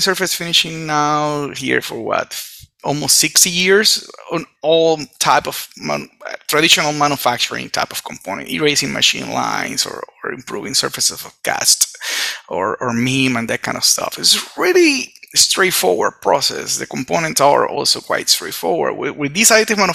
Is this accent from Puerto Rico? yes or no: yes; Puerto Rico; I was born in Puerto Rico. Come from Puerto Rico